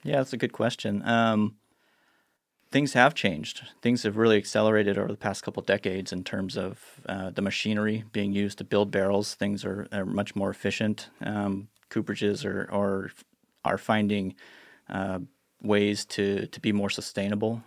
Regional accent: Sonoma County, California, United States; I grew up here in Sonoma County

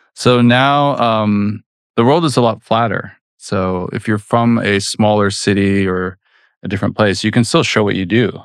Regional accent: Vancouver, British Columbia, Canada; moved away as an adult; now in United States; went back to my native Canada because I figured out in my hometown they were making this very famous racing game, Need for Speed

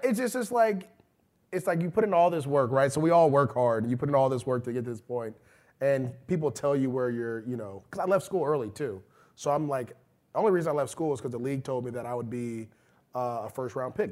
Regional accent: Bay Area, California, United States; being from California, obviously Reggie's from San Diego, I'm from the Bay Area

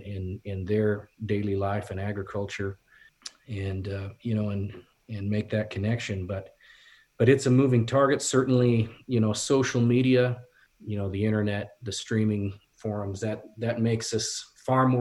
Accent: the West, United States; I was a guy from the West and I'd been cowboying and riding

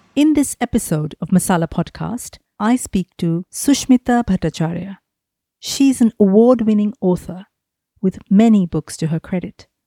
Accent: Mumbai, Maharashtra, India; I grew up in Mumbai as well

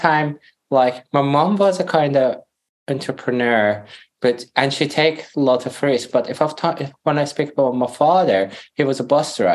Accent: Iran; first language Persian; English is a second language; moved away as an adult; also born or lived in Greece / Europe; we're back to Iran when I was 8. I couldn't speak Farsi, which is my mother language. So I started to learn Farsi again and grew up in Iran.

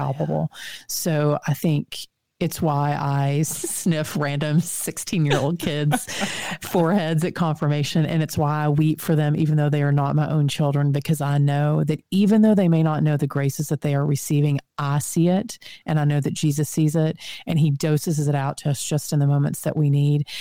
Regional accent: Texas, United States; accent: Texan; my Texan accent

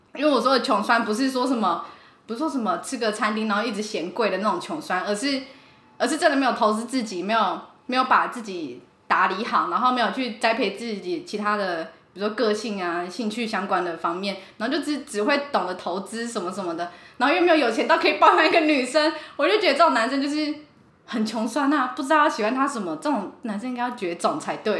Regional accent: Kaohsiung, Taiwan; moved away as an adult; also born or lived in Taichung; 我是高雄人

